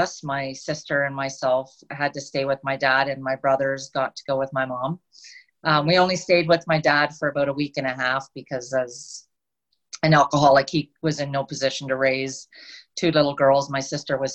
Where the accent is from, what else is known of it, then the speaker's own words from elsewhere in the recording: Ontario, Canada; moved away as an adult; now in British Columbia, Canada; I grew up in Ontario. I lived there until I was 30. And then I moved out to British Columbia, and I've been here ever since.